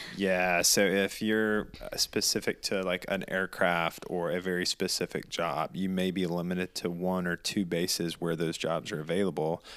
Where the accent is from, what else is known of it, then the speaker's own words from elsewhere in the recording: the South, United States; moved away; we grew up in the South